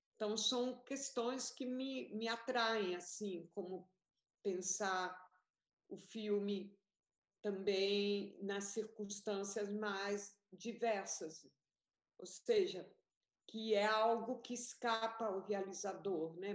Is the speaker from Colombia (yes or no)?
yes; Colombia; now in Brazil; eu fui para a Colômbia, porque eu sou colombiana também.